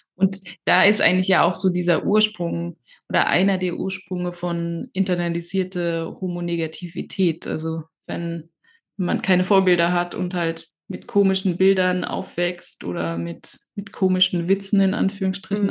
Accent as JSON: {"language": "German", "area": "near Karlsruhe", "region": "Baden-Württemberg", "country": "Germany", "tie": "born or raised there", "said": "ich bin ja in Baden-Württemberg aufgewachsen, also in in der Nähe von Karlsruhe"}